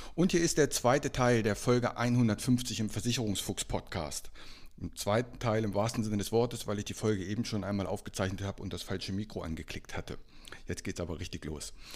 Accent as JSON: {"language": "German", "town": "Einbeck", "region": "Lower Saxony", "country": "Germany", "tie": "born or raised there", "said": "als ich aufgewachsen bin in meiner Heimatstadt in Einbeck, das liegt zwischen Göttingen und Hannover"}